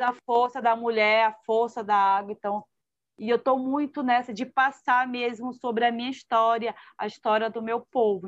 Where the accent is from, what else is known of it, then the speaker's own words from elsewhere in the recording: Manaus, Amazonas, Brazil; moved away as an adult; also born or lived in São Paulo; eu sou amazonense e manauara, né, que eu nasci na capital